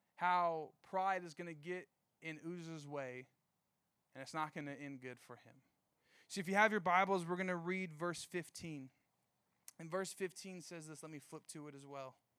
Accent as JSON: {"language": "English", "town": "Riverside", "region": "California", "country": "United States", "said": "I'm from Riverside."}